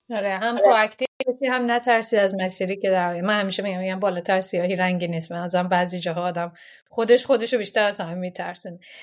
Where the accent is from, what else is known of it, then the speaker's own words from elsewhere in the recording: Iran; moved away; از ایران اومدیم